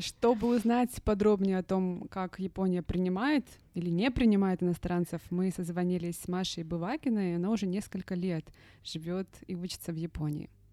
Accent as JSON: {"language": "Russian", "country": "Russia", "moved": "yes", "said": "я из России"}